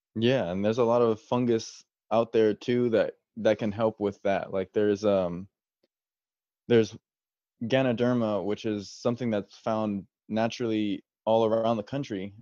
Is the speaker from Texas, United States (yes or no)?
yes; San Antonio, Texas, United States; my background is I grew up here in San Antonio, um, lived here my whole life.